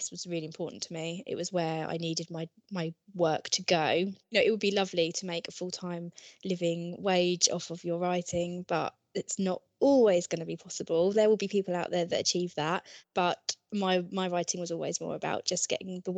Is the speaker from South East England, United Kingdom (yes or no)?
yes; Ashford, South East England, United Kingdom; moved away as an adult; I'm originally from Kent, and I went to Highworth School, which is in Ashford, Kent. I did my GCSEs, A-levels, everything there.